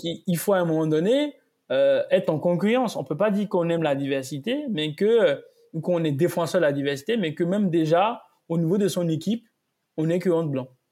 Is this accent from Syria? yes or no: no; Côte d’Ivoire; moved away as an adult; also born or lived in United States; now in France; Je suis né, j'ai grandi en Côte d'Ivoire